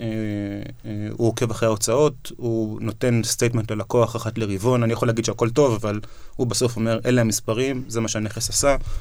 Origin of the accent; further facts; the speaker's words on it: Israel; כי אנחנו ישראלים